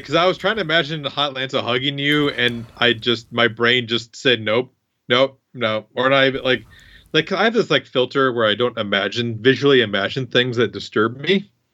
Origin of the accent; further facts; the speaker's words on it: Iowa, United States; I'm from Iowa